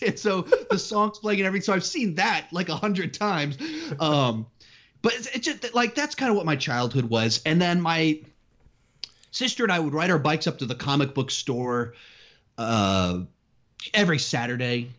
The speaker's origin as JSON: {"language": "English", "town": "Austin", "region": "Texas", "country": "United States", "tie": "born or raised there", "also_born_or_lived": "California / South Carolina", "said": "I was born in California, moved to Texas when, right after my seventh birthday"}